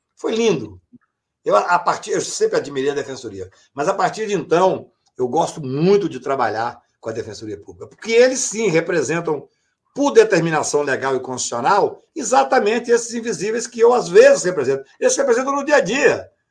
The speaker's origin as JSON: {"language": "Portuguese", "town": "Patos de Minas", "region": "Minas Gerais", "country": "Brazil", "said": "Eu sou da, do interior de Minas Gerais, de Patos de Minas"}